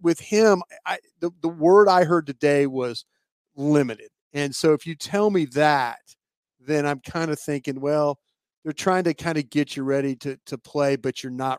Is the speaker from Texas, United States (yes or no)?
yes; Texas, United States; hey, where are you from in Texas, …? Where are you from? Houston, Waco. I never said I was from Dallas. Never one time did I ever say I was from Dallas.